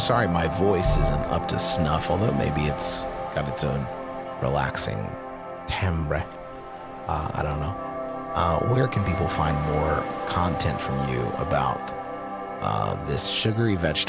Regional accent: Huntington, West Virginia, United States; a food bank here in my hometown of Huntington, West Virginia.

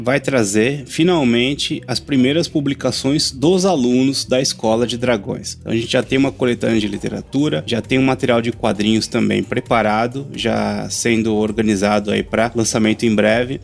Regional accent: São Paulo, Brazil; a gente é de São Paulo aqui

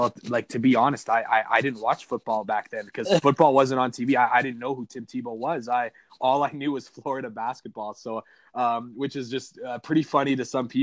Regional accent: Canada; I grew up in Canada. I still live in Canada

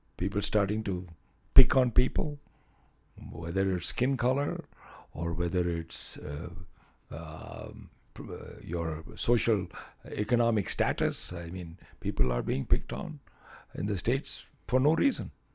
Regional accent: Chennai, Tamil Nadu, India; moved away as an adult; now in Lloydminster, Canada; the beaches of my home city, where I used to spend time on the beaches.

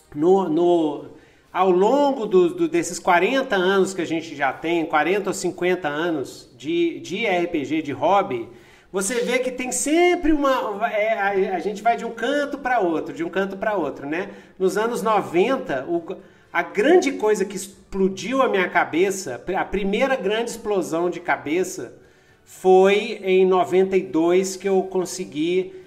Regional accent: Brazil; also born or lived in United States; Eu sou branco aqui, mas a gente é brasileiro

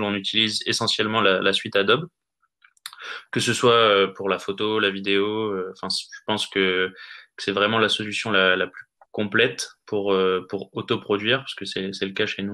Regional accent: Nord, Hauts-de-France, France; moved away; moi je suis originaire du Nord à l'origine

